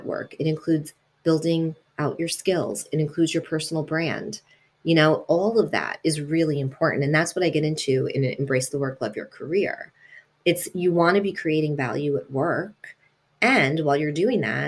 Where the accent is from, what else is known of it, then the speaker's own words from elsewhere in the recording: New York, United States; first language Italian; English is a second language; also born or lived in Italy; I was born in Italy, and my parents moved to New York when I was two